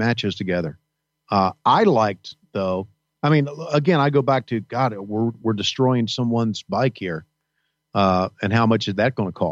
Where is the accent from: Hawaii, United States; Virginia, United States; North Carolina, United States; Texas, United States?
Virginia, United States; 30 miles from Charlottesville; Charlottesville is 30 miles from my hometown